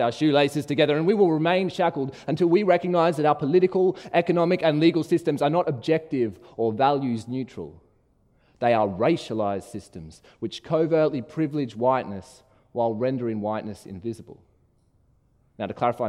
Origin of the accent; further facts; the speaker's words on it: Brisbane, Queensland, Australia; where I was from, honest answers like Brisbane or Chermside